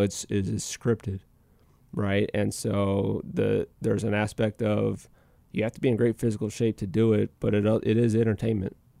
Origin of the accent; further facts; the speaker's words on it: Minnesota, United States; moved away as an adult; I was back in Minnesota because that's my hometown